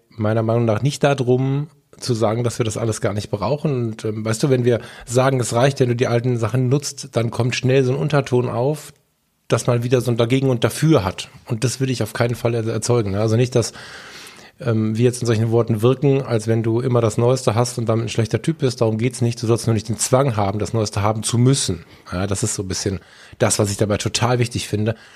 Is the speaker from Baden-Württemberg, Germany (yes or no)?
no; Düsseldorf, North Rhine-Westphalia, Germany; born there; ich bin auch in Düsseldorf geboren, bin ich trotzdem ein großer Fan von Köln.